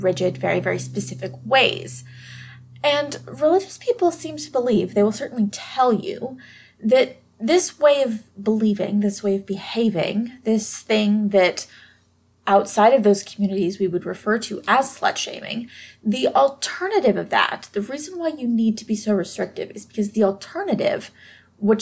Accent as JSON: {"language": "English", "region": "Deep South", "country": "United States", "tie": "born or raised there", "said": "I am from the Deep South, and I did grow up surrounded by very conservative, very Christian people"}